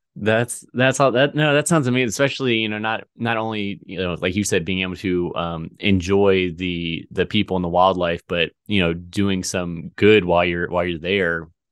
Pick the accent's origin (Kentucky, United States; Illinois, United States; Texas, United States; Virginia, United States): Virginia, United States; moved away as an adult; also born or lived in Missouri; I'm in, in Missouri now, but, you know, I grew up in Virginia in a very small town